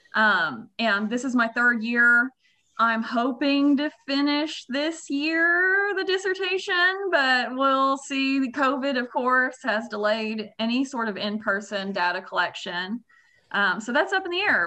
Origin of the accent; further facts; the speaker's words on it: Russellville, Arkansas, United States; also born or lived in Kansas; born and raised, went there, you know, all my school